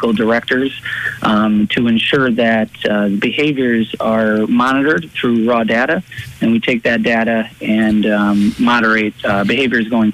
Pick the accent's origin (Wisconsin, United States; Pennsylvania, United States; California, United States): Pennsylvania, United States; Dunmore; I am born and raised in Dunmore, Pennsylvania